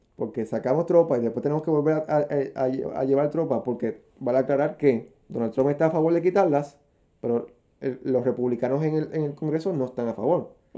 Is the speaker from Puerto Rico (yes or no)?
yes; Puerto Rico; aquí en Puerto Rico